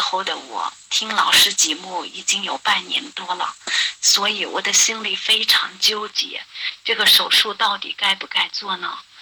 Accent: Dingxi, Gansu, China; 我是来自甘肃的

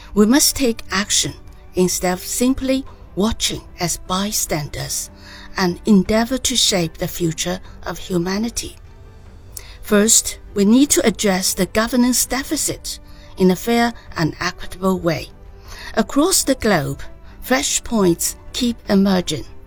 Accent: China; from the People's Republic of China.

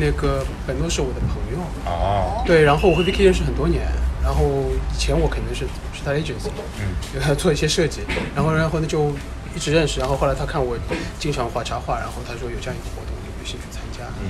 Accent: Shanghai, China; 因为我本来就在上海出生生长，

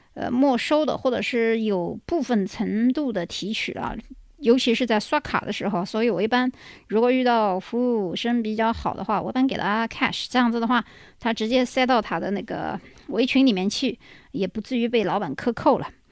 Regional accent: China; 我们中国人

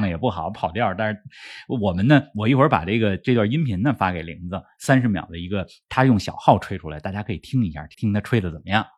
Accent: Beijing, China; 这是我的家乡当年举办奥运会

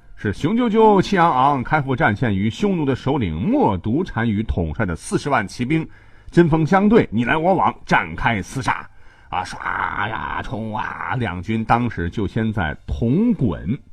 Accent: China; 咱们中国人

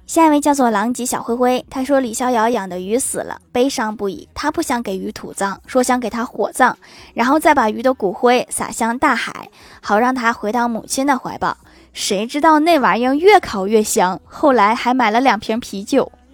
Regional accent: Northeast China, China; 我们东北人

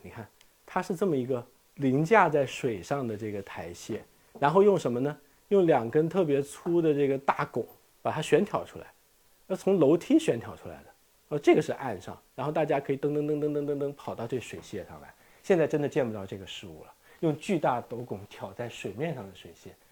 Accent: China; 我们中国人都是洗地而做的

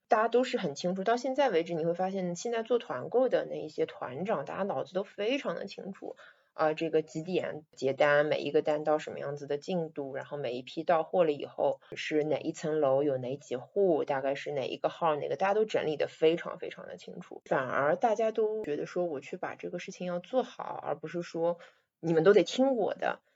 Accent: Shanghai, China; 我是出生在这里的

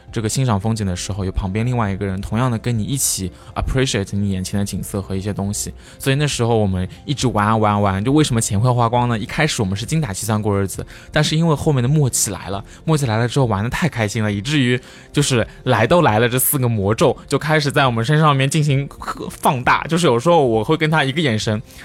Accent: China; 作为中国人

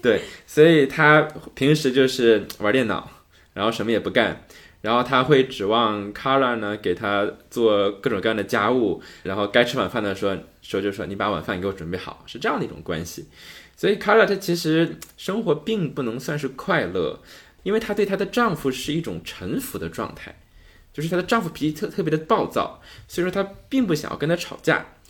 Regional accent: Northeast China, China; accent: Northeastern Mandarin (东北话); 用我们东北话就嘚瑟

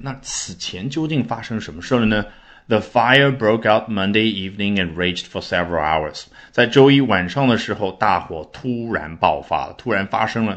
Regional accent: China; 我们中国人的翻译

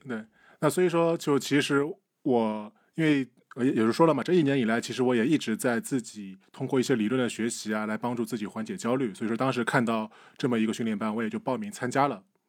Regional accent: Shandong, China; 我们山东人只信只拜孔子不拜佛的。

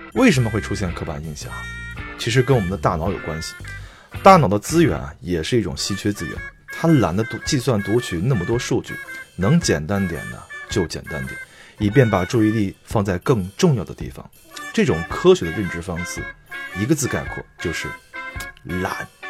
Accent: Henan, China; 我是河南人

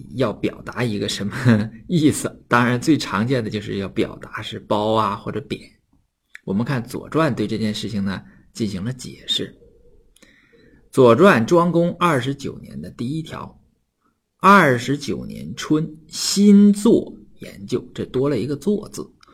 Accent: Northeast China, China; accent: Northeastern Mandarin (Dongbei dialect); 用我们东北话叫做“鸟悄儿”了

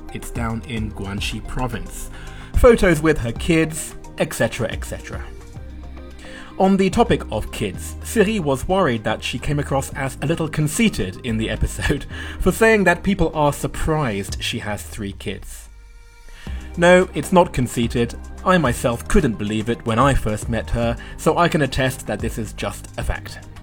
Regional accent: London, United Kingdom; moved away as an adult; now in China; My hometown is not far from that in northwest London.

